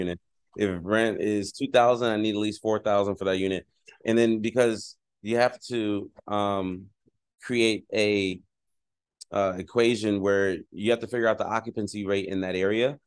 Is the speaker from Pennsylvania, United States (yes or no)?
yes; Philadelphia, Pennsylvania, United States; now in San Diego, United States; I'm originally from Philadelphia, Pennsylvania